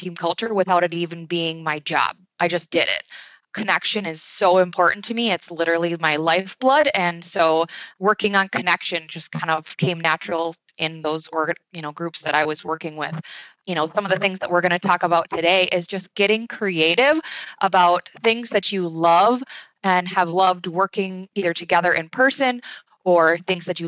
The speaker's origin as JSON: {"language": "English", "region": "Wisconsin", "country": "United States", "tie": "born or raised there", "said": "I'm from Wisconsin, born and raised. I live here with my husband"}